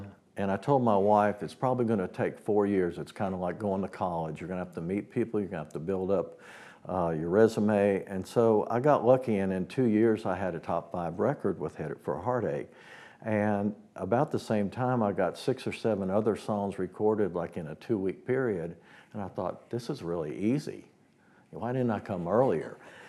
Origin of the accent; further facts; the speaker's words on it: Woodstock, New York, United States; moved away; also born or lived in Nashville; I was born in Woodstock, New York, before it was Woodstock, New York. But the great thing about that was it was an artistic community already.